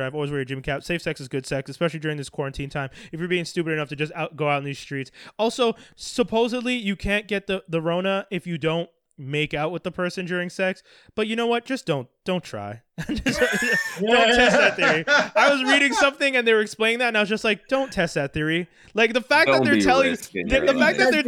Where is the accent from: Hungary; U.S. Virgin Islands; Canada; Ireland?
Canada; as a Canadian